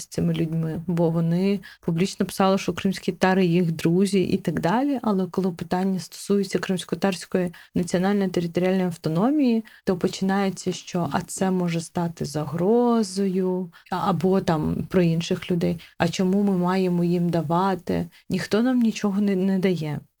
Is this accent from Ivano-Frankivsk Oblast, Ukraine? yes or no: no; Crimea, Ukraine; Мені дуже не подобається, коли я кажу, що я кримська татарка, і мені одразу кажуть: блін, у вас такі смачні чебуреки, а я знаю мусафір.